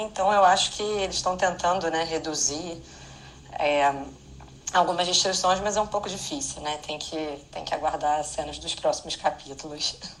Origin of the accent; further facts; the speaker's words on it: Rio de Janeiro, Brazil; moved away as an adult; now in Ireland; Eu sou do Rio, como eu já disse, moro aqui na Irlanda